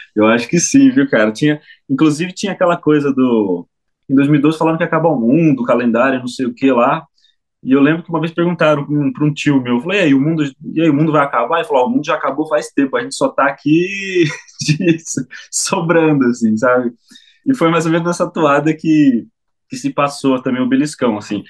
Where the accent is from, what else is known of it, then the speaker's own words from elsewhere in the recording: São Manuel, São Paulo, Brazil; na minha cidade, na minha terra, São Manuel, onde a terra é roxa